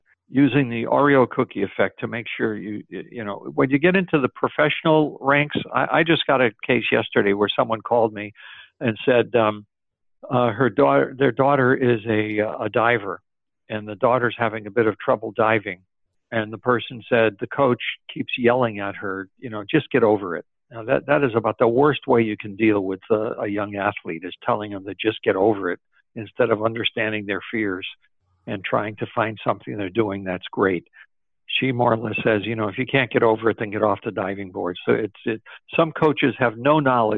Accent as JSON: {"language": "English", "town": "Springfield", "region": "Massachusetts", "country": "United States", "tie": "born or raised there", "said": "my hometown, the same place that basketball was invented, Springfield, Massachusetts."}